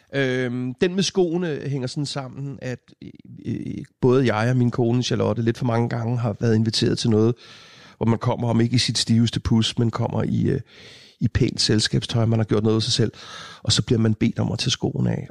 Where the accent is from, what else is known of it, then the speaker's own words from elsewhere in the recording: Hørsholm, Capital Region of Denmark, Denmark; på Mågevej her i Hørsholm, hvor, hvor, jeg, hvor vi boede der, i den periode